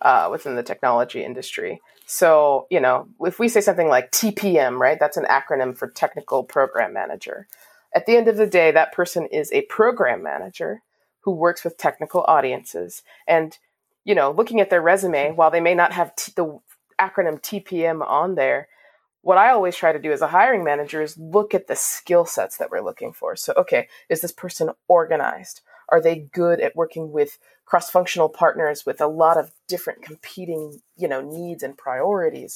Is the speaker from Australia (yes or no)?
no; Washington, District of Columbia, United States; growing up in Washington, D.C., I have a lot of friends and family